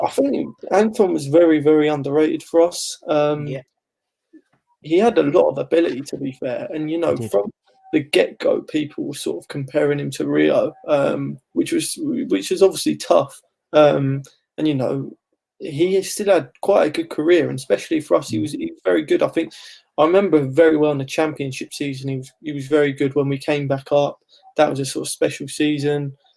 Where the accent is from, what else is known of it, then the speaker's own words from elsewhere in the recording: Ilford, London, United Kingdom; me and my family we grew up in Ilford